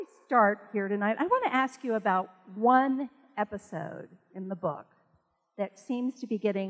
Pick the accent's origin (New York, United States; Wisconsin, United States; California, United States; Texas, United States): Texas, United States; I am also a native Texan.